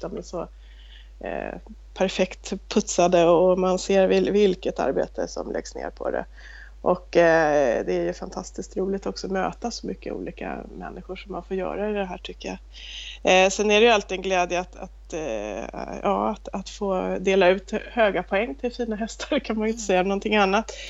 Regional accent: Stockholm, Stockholm County, Sweden; moved away as an adult; now in Småland, Sweden; jag kommer ursprungligen från Stockholm men har bott här nere, nu är det snart 25 år som jag bott på den här gården.

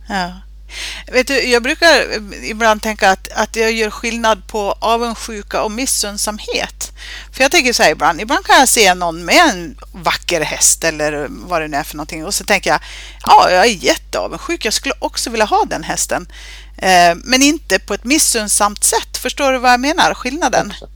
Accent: Sweden; alltså vi svenskar

